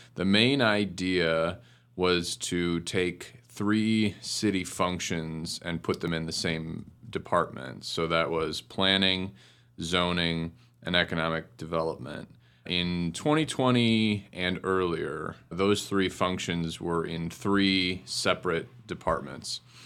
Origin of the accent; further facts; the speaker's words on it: Cleveland Heights, Ohio, United States; also born or lived in Baltimore; I grew up in Cleveland Heights